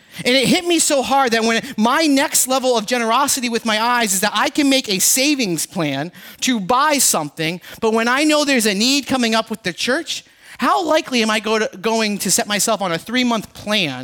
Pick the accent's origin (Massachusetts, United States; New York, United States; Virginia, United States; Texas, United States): Massachusetts, United States; Boston; I'm from Boston